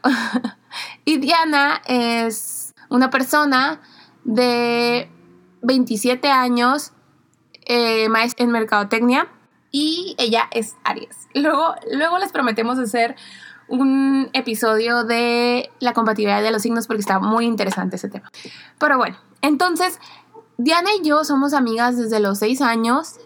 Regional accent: Mexicali, Baja California, Mexico; also born or lived in Madrid; somos de Mexicali, Baja California

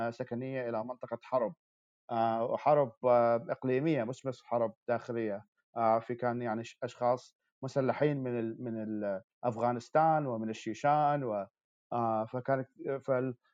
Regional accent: Baghdad, Baghdad Governorate, Iraq; now in New York, United States; انا من مواليد 1991 آه، من محافظه باب اللي هي محافظه جنوب جنوب بغداد لكن ربيت في في في العاصمه في بغداد

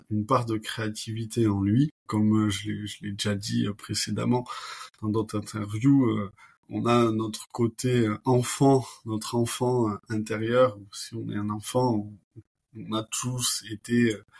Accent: Toulouse, Occitania, France; moved away as an adult; also born or lived in California / Barcelona; école de commerce à Toulouse, donc je suis toulousain

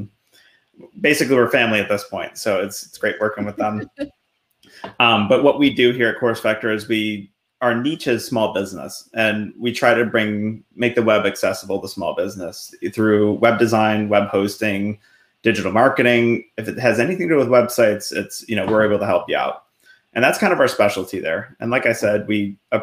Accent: Buffalo, New York, United States; moved away as an adult; also born or lived in Delaware; now in Central Pennsylvania, United States; I grew up in Buffalo and joined the military, moved down to Delaware for a little bit when I was in the Air Force.

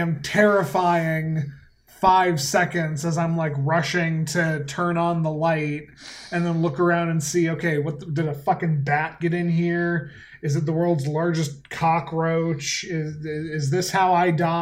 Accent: Colorado, United States; now in Asheville, United States; I grew up in Colorado

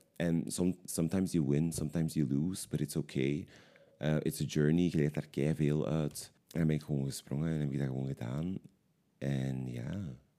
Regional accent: Limburg, Flanders, Belgium; moved away as an adult; now in Antwerp, Belgium; Ik ben oorspronkelijk afkomstig uit Limburg, maar ik woon nu al tien jaar in Antwerpen

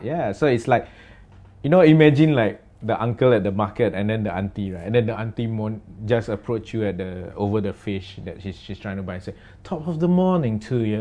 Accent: Singapore; we are from Singapore and this is what we sound like

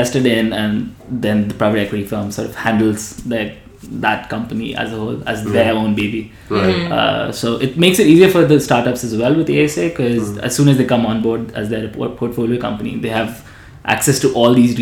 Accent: Dubai, United Arab Emirates; I grew up in Dubai.

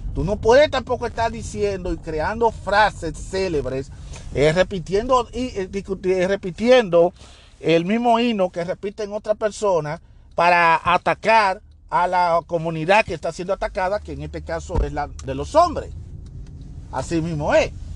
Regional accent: Dominican Republic; moved away; en mi país, el país que me vio nacer, que es en la República Dominicana

